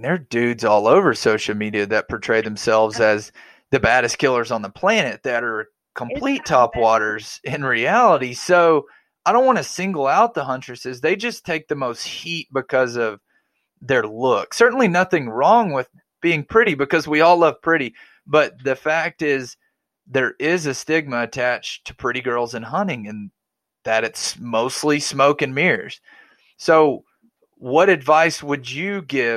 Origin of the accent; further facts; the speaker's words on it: Arkansas, United States; I grew up in Arkansas.